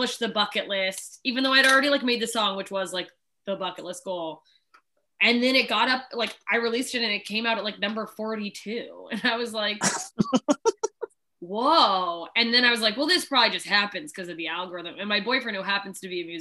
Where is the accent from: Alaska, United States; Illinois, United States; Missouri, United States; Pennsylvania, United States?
Alaska, United States; also born or lived in Southern Mississippi, United States; now in Los Angeles, United States; I grew up in country places. Alaska is very country.